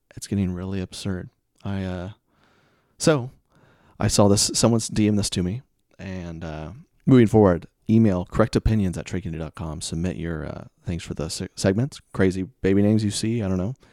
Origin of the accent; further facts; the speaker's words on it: the South, United States; I'm from the South